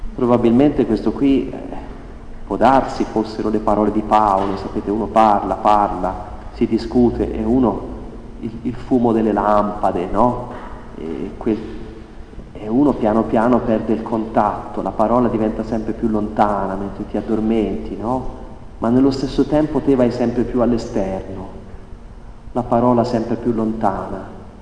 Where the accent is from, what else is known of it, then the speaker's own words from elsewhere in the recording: Italy; noi italiani